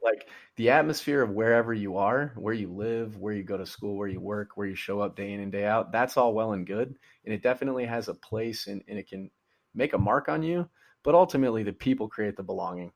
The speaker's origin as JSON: {"language": "English", "region": "Georgia", "country": "United States", "tie": "born or raised there", "moved": "yes", "said": "as a kid growing up in Georgia"}